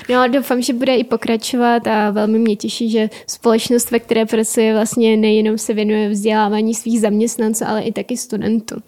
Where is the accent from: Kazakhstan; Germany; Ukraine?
Ukraine; Donbas; Czech is a second language; moved away as an adult; now in Czech Republic; narodila jsem se na Ukrajině a jsem, jsem přijela na vysokou školu před eh, teď už sedmi lety.